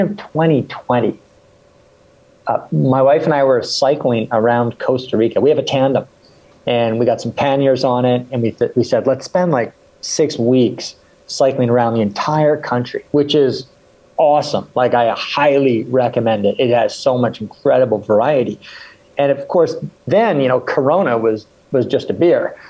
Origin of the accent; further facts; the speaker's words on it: Victoria, British Columbia, Canada; also born or lived in England; I was born in England and I grew up in Canada. So I was raised in Canada and it was on the west coast, a place called Victoria, British Columbia